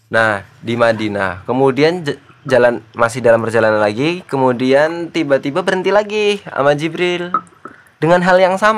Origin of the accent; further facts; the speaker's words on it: Java, Indonesia; jenengan tahu nggak gua orang Jawa jadinya